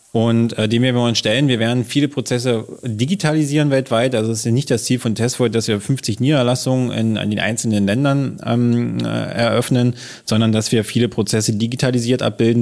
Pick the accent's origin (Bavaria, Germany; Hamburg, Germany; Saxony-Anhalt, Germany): Saxony-Anhalt, Germany; Wittenberg; Wir sind hier geboren in Lutherstadt Wittenberg